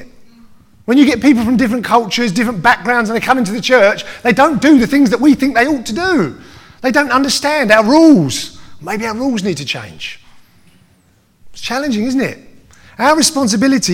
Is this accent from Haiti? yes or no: no; United Kingdom; I am, above everything else, British, right? Right? Absolutely, I'm British